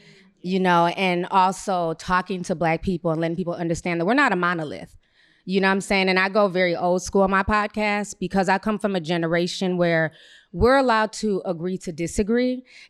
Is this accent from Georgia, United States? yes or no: no; Minneapolis, Minnesota, United States; I come from Minneapolis. I was there a few hours after the George Floyd situation went down